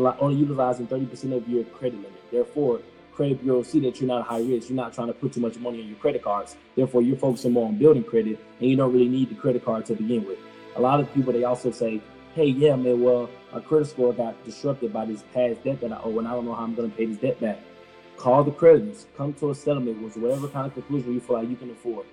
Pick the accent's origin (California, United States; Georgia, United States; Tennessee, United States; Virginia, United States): Georgia, United States; Atlanta; my upbringing, born in Atlanta, raised in Atlanta